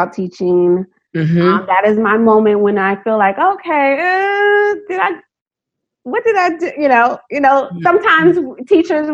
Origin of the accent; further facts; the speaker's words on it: United States; also born or lived in Maryland, United States; I was born into America. My family was born into America